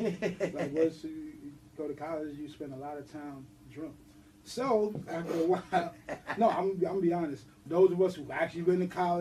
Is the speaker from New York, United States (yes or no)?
yes; New York City, New York, United States; From the South Bronx. Forest Projects. Well, I'm actually from McKellen, but by way of Forest Projects. That's where I'm from, South Bronx.